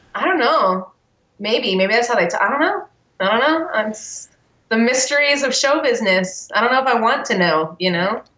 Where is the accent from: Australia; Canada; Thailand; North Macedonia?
Canada; moved away; also born or lived in Texas; I'm not your only Canadian friend.